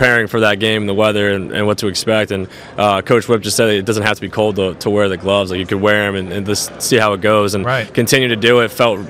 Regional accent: New Jersey, United States; growing up in New Jersey, it gets cold in playoff weather.

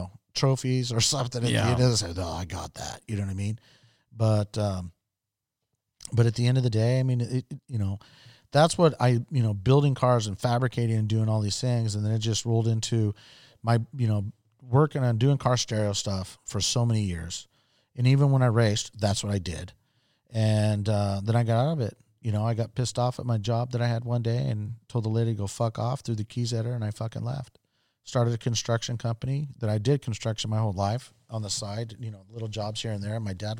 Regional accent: Okinawa, Japan; I grew up in Okinawa, Japan, lived there for almost 5 years. And most of my friends were Japanese.

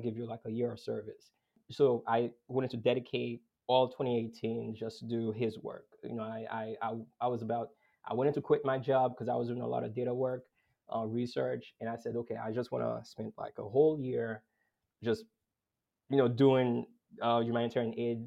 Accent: Boston, Massachusetts, United States; I grew up in Boston

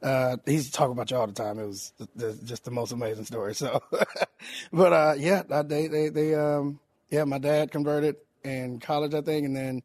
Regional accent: Tallahassee, Florida, United States; Tallahassee, Florida. All right. Man. Yes.

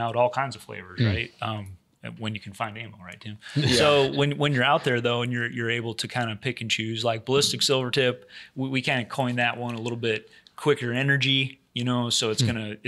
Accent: Wisconsin, United States; I grew up in Wisconsin.

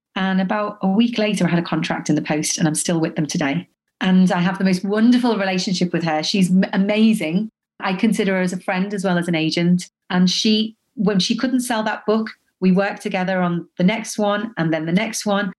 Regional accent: Liverpool, North West England, United Kingdom; also born or lived in Dubai; now in London, United Kingdom; I'm from Liverpool

